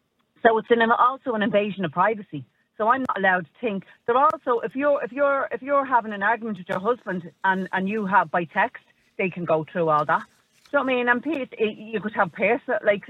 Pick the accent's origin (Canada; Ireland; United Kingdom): Ireland; we as Irish people and our language, our slang